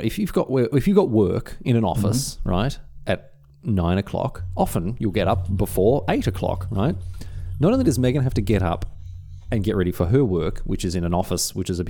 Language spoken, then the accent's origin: English; Australia; accent: stock Australian; Australia only has three accents, man. We have, like, broad, regular, and cultivated.